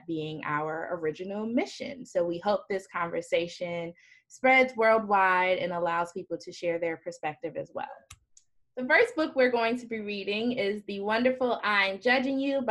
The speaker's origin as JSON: {"language": "English", "region": "New York", "country": "United States", "moved": "yes", "said": "I'm originally from New York"}